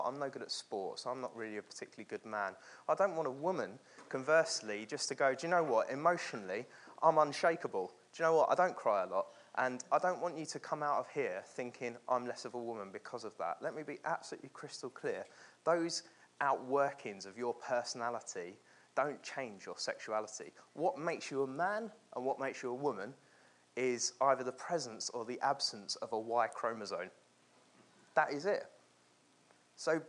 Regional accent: London, United Kingdom; moved away as an adult; also born or lived in the north of England; born and raised in London

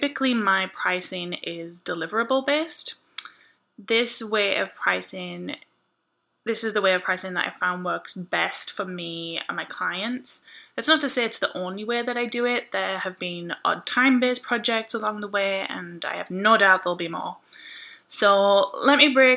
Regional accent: United Kingdom; I'm British, and I say maths, not math.

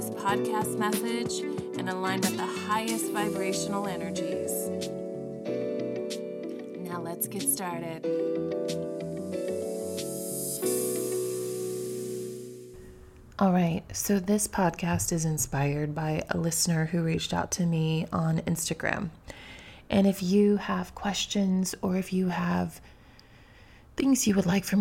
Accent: New York City, New York, United States; Being a New Yorker, I have traveled by subway often

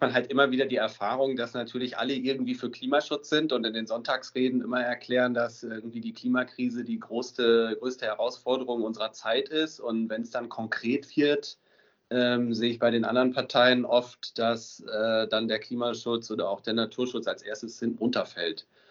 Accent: Emsdetten, North Rhine-Westphalia, Germany; ich komme aus Emstetten im Münsterland. Das ist so nördlich von Münster

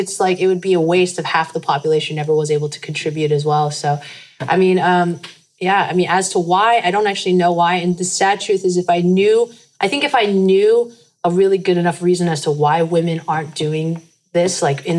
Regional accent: United States; I'm a minority. Like I'm Korean American

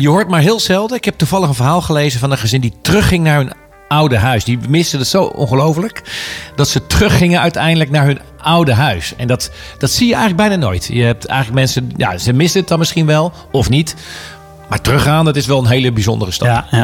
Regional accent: Houten, Utrecht, Netherlands; moved away; ik heb in Houten gewoond.

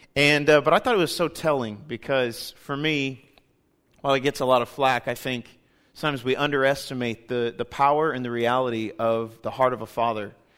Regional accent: Kansas City, United States; we're from Kansas City. My wife and I were born and raised there

